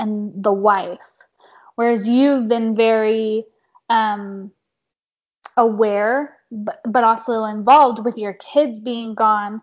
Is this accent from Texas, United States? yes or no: no; Carlsbad, California, United States; I grew up in Carlsbad, which is right by Camp Pendleton